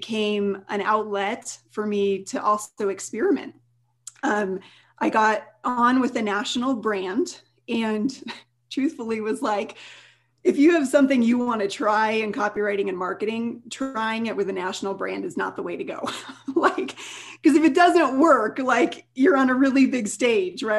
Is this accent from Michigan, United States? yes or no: no; Colorado, United States; also born or lived in Denver, Colorado; I'm from Colorado